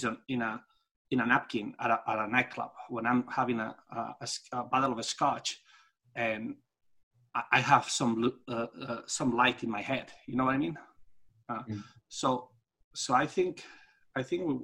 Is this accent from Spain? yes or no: yes; Spain; English is a second language; moved away as an adult; I come from Europe, and the way they taught us how to, in Spain, when I had my title of superior coach